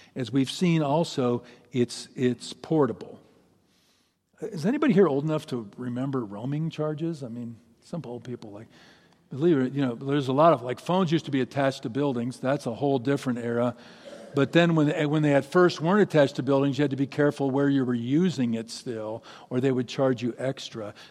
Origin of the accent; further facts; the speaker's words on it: Seattle, Washington, United States; my hometown, in my town, Seattle.